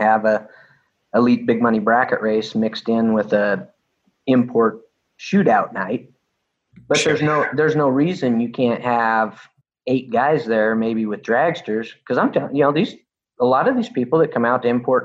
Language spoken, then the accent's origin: English; Boise, Idaho, United States; I grew up in Boise, Idaho, in Firebird Raceway